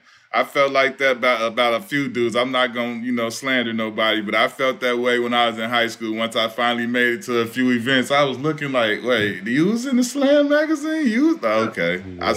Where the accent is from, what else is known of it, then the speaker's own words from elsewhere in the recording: Chicago, Illinois, United States; I'm from Chicago